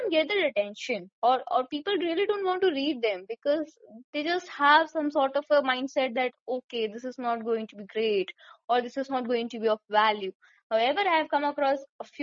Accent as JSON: {"language": "English", "country": "India"}